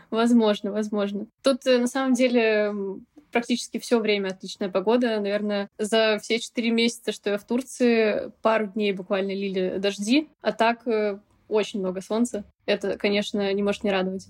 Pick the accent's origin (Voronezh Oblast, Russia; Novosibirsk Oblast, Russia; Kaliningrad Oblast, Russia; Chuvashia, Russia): Novosibirsk Oblast, Russia; Novosibirsk; moved away; also born or lived in Moscow / Kaş, Turkey; Живя в Москве, я вообще из Новосибирска